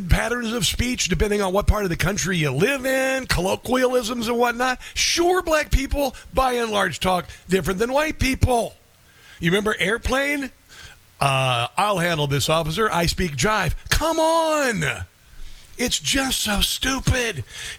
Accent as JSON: {"language": "English", "region": "Midwest", "country": "United States", "said": "You know, there are people like, I'm from the Midwest, so I have no accent."}